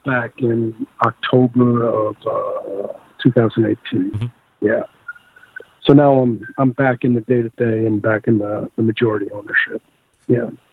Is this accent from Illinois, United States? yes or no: no; the New York area, United States; moved away; I grew up in the New York area